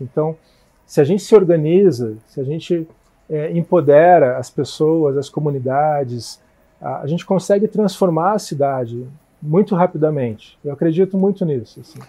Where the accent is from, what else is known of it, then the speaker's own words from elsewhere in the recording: Curitiba, Paraná, Brazil; eu sou de Curitiba, né? Nasci aqui